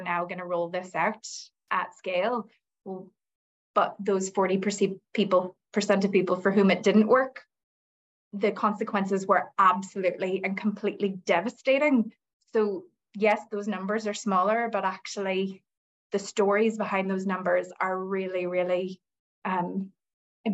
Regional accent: United States; moved away as an adult; now in Northern Ireland, United Kingdom; when I moved here, I'm American, and when I moved here 20 years ago

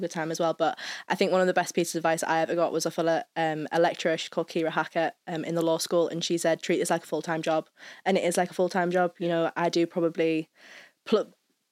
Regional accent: Redcar, North East England, United Kingdom; moved away as an adult; now in Belfast, United Kingdom; I'm from the northeast of England, so about an hour out of Newcastle, a little tiny town called Redcar. That's where I'm from.

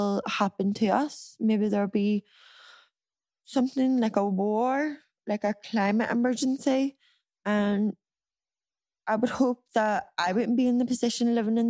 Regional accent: Ireland; we as Irish people

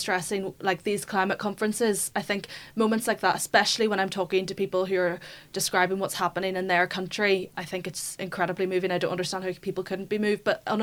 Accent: Belfast, Northern Ireland, United Kingdom; I grew up in Belfast, so a lot of like parks near me, like Stormont

